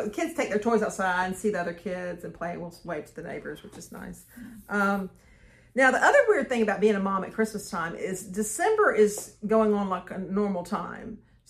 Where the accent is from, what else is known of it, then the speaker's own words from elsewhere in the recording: Greenville, South Carolina, United States; moved away; I'm originally from Greenville, South Carolina